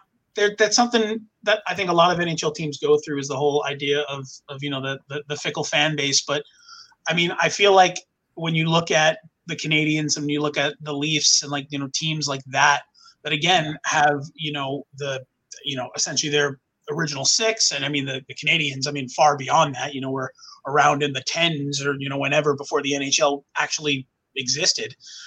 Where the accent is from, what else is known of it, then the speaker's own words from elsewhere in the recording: Long Island, New York, United States; now in Orlando, United States; I've been in Orlando, Florida. I grew up in New York, from Long Island